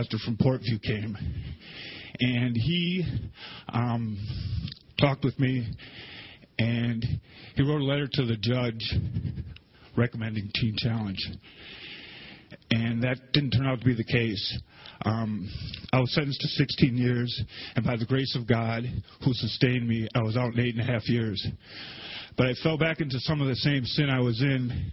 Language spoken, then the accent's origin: English; Milwaukee, Wisconsin, United States; I grew up in Milwaukee